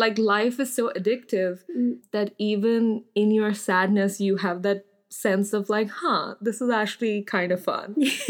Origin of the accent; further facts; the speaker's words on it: India; I know I come from India, but like I'm terrible at Hindi speaking.